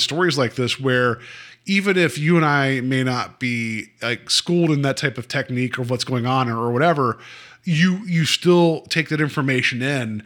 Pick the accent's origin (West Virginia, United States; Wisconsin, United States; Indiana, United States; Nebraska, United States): West Virginia, United States; now in Ohio, United States; where I grew up in West Virginia, there would be no phone calls.